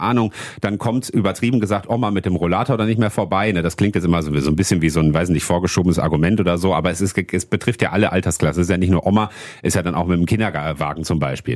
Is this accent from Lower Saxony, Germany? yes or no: no; Wuppertal, North Rhine-Westphalia, Germany; bei uns in Wuppertal